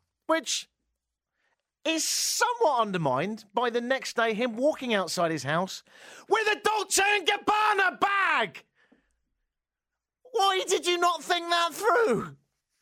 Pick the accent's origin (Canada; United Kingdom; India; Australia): United Kingdom; England; moved away; I'm English